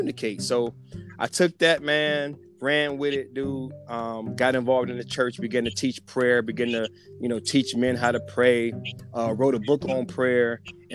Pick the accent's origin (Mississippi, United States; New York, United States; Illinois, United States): Illinois, United States; Chicago; also born or lived in Ohio; now in California, United States; I'm from the Chi originally